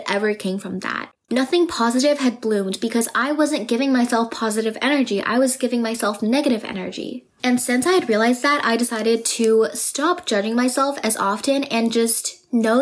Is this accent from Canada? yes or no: yes; Vancouver, British Columbia, Canada; I am from Vancouver